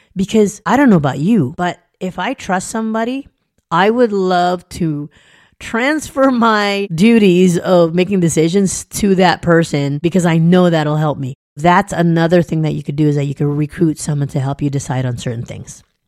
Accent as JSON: {"language": "English", "region": "Southern California", "country": "United States", "tie": "born or raised there", "also_born_or_lived": "an island (birthplace)", "said": "I grew up in Southern California. I'm an island girl. I was born on an island"}